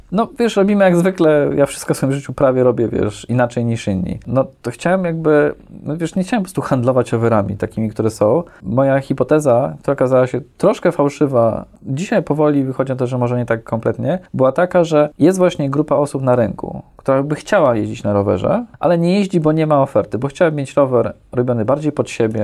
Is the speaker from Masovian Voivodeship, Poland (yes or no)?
yes; Warsaw, Masovian Voivodeship, Poland; jestem urodzony w Warszawie